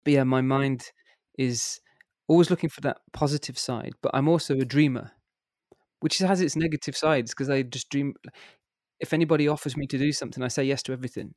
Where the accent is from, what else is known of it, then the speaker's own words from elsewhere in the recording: Worcester, West Midlands, United Kingdom; moved away as an adult; now in Germany; I was born and grew up in a place called Worcester